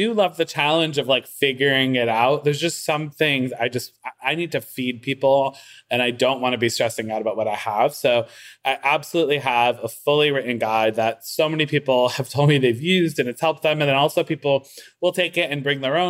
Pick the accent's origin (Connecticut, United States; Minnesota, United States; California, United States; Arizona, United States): Connecticut, United States; Waterbury; now in Brooklyn, United States; I'm from Waterbury